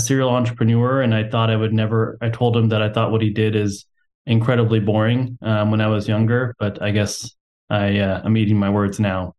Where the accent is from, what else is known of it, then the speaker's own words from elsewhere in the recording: Houston, Texas, United States; I'm from Texas, and I was born and raised in Houston